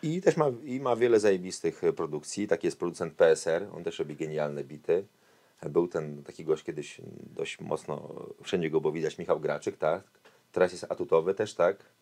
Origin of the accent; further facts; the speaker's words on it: Warsaw, Masovian Voivodeship, Poland; also born or lived in Kraków; a ja, mówię, z Warszawy